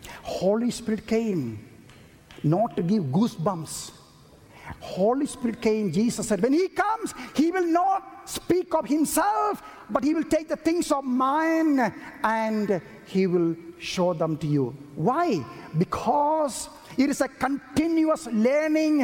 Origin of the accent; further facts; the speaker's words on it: India; I was born in India